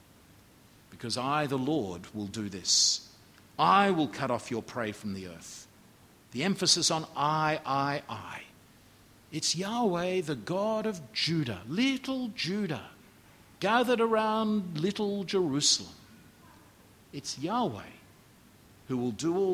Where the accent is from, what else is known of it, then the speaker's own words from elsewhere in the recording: Australia; as an Australian